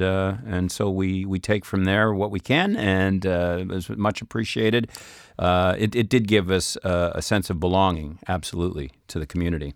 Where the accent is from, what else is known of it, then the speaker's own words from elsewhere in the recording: Saskatchewan, Canada; now in France; I'm from Saskatchewan